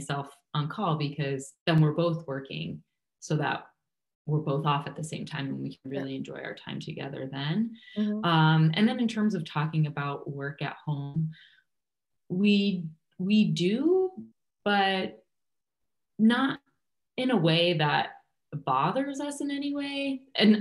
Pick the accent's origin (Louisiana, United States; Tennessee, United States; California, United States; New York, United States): New York, United States; moved away as an adult; also born or lived in Kansas City, Missouri / Illinois; now in Chicago, United States; I grew up in New York. So my family is still here